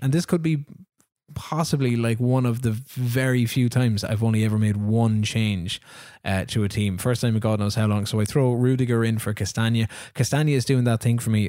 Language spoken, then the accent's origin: English; Ireland; I'm Irish